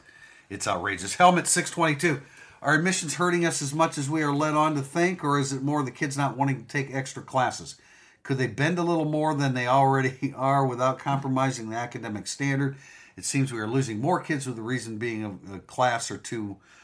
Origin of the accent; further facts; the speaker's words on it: South Bend, Indiana, United States; I grew up in South Bend.